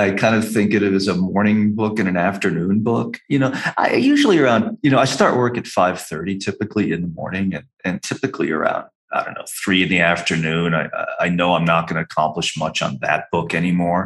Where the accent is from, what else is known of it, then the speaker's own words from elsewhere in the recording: New England, United States; moved away; growing up in New England